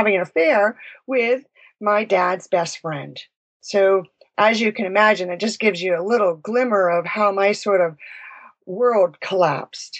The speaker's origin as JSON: {"language": "English", "region": "Vermont", "country": "United States", "tie": "born or raised there", "said": "I was born and raised in Vermont."}